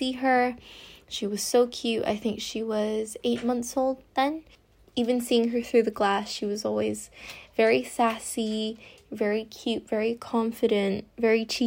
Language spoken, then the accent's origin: English; Macau; also born or lived in London, United Kingdom; I grew up in London since birth until I was 6, but my parents are originally from Macau, a place really close to Hong Kong, so they decided to move the whole family back to Macau when I was 6